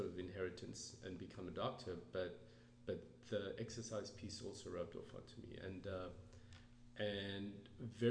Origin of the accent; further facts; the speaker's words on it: South Africa; moved away; I grew up in South Africa